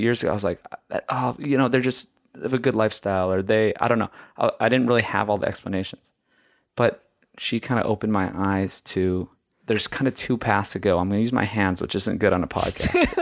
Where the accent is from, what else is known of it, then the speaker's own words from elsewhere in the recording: Hawaii, United States; moved away; I grew up in Hawaii, and I ate rice with every meal.